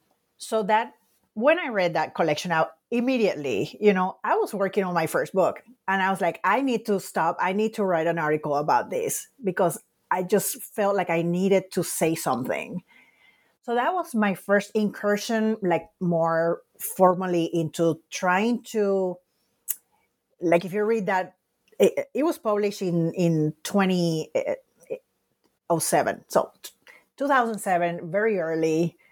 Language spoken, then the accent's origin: English; Puerto Rico; because of that experience of growing up in Puerto Rico